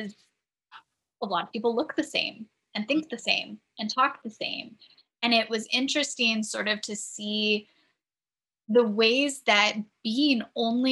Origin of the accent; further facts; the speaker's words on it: San Diego, California, United States; now in New England, United States; growing up in San Diego